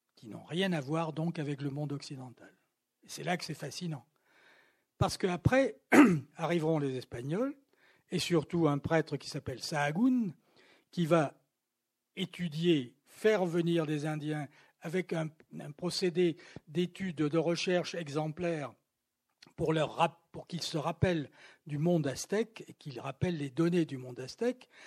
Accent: Toulouse, Occitania, France; moved away; also born or lived in Paris; dans ma ville natale, où je n'étais pas venu depuis très longtemps

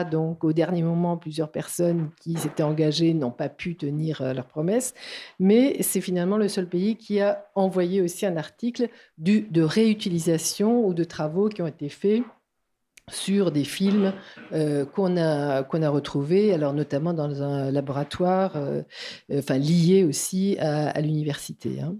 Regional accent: Strasbourg, Grand Est, France; now in Toulouse, France; je suis de Strasbourg arrivée à Toulouse au, Ciné Latino que j'ai que j'ai jamais quitté

